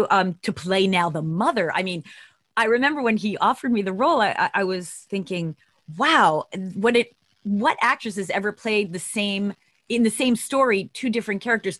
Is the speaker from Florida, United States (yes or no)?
no; Long Island, New York, United States; I'm from Long Island